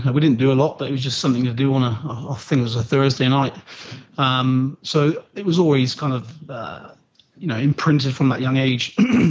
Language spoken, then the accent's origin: English; South West England, United Kingdom; accent: Aussie twang; But I'm from the Southwest and that kind of trumps every other accent out. So the Southwest of England sound like farmers.